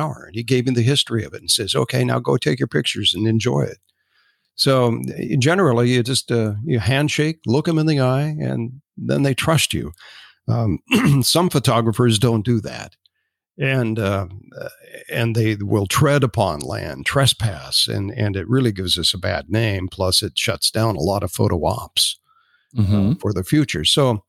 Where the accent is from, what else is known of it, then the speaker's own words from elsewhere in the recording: Spokane, Washington, United States; And I'm from Spokane. Historically.